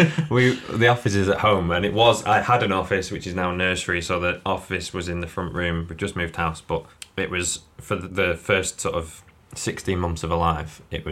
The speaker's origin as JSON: {"language": "English", "town": "Blackpool", "region": "North West England", "country": "United Kingdom", "also_born_or_lived": "Preston", "said": "I'm from Blackpool, so I've only lived there for like three years of my life."}